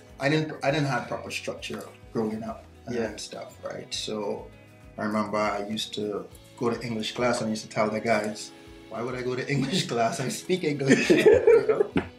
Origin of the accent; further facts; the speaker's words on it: Trinidad & Tobago; now in Canada; I was born in Trinidad and Tobago, single mom, you know, didn't have any money, grew up pretty poor, you know, my washroom was outside, I washed my clothes outside